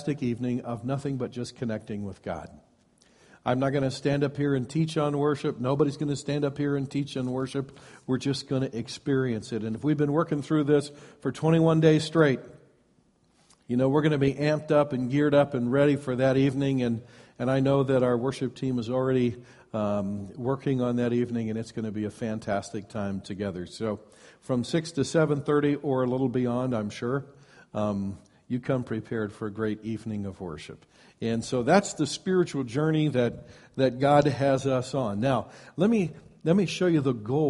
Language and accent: English; Iowa, United States; moved away as an adult; now in West Coast, United States; as soon as I left my home of origin, I moved to the West Coast from Iowa